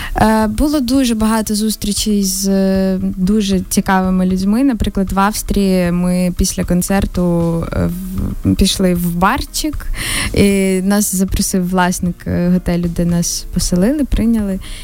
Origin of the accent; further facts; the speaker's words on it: Ukraine; ми з України